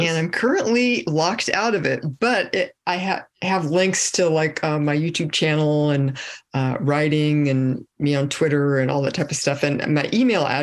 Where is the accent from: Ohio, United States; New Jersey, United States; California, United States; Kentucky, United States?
California, United States; Fresno; I was born in Fresno